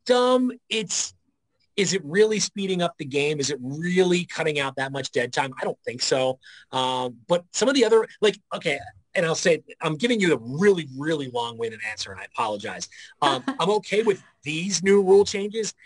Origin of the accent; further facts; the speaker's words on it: Philadelphia, Pennsylvania, United States; moved away; I'm from Philadelphia